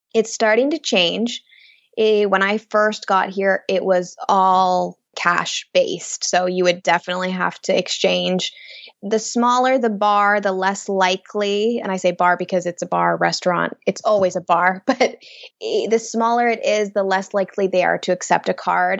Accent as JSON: {"language": "English", "town": "Boise", "region": "Idaho", "country": "United States", "also_born_or_lived": "California", "moved": "as an adult", "lives_now": "Bilbao, Spain", "said": "I'm from Boise originally"}